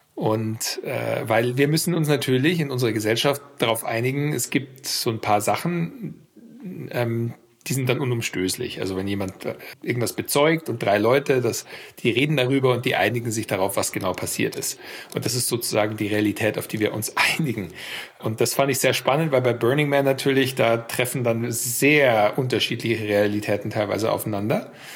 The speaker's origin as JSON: {"language": "German", "country": "Germany", "also_born_or_lived": "United States / France", "moved": "as an adult", "said": "war vier Jahre in den USA und als Deutscher natürlich und bin dann auch zurück"}